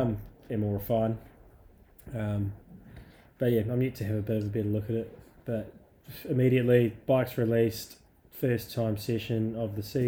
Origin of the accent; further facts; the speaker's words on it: Scotland, United Kingdom; being a Scottish chick and it's raining, makes a bit of sense.